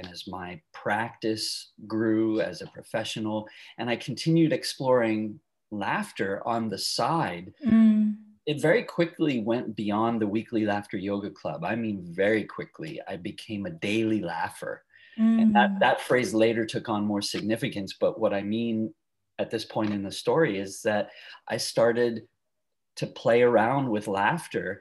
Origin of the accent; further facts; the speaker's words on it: Long Island, outside New York City, United States; moved away as an adult; also born or lived in San Francisco area, California / Eureka, California; now in California, United States; I grew up outside New York City in a suburb of Long Island